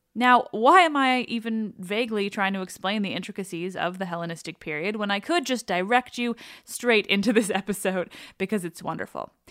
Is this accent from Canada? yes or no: yes; Quebec, Canada; I grew up in a French family, and I'm from Quebec, but like I barely speak French